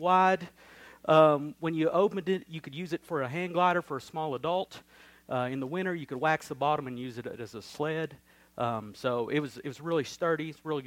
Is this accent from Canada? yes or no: no; Crossville, United States; I grew up here in Crossville, in the South, in the Bible Belt.